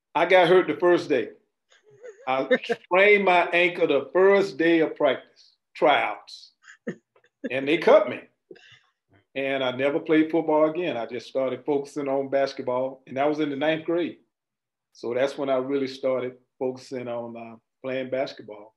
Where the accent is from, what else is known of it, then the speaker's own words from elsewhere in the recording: Winter Haven, Florida, United States; growing up in Winter Haven